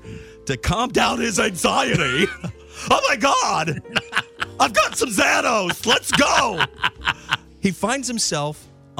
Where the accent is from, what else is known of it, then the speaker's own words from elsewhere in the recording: Charleston, South Carolina, United States; We don't have Mount Pleasant money. We're from West Ashley, dude, so we're definitely pogues.